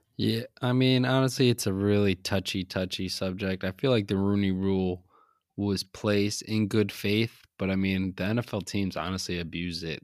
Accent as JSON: {"language": "English", "region": "New England", "country": "United States", "tie": "born or raised there", "said": "we grew up in New England"}